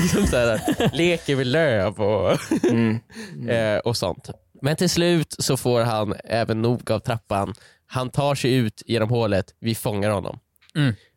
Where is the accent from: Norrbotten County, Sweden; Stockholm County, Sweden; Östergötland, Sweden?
Stockholm County, Sweden; Lindholmen; Lindholmen där eh, jag, Viktor och jag och Joel är uppväxta